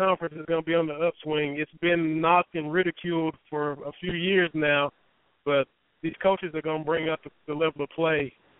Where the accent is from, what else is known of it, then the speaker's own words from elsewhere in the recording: Kentucky, United States; now in Knoxville, United States; I live outside of Knoxville, Scott. Born and raised in Kentucky and covered Kentucky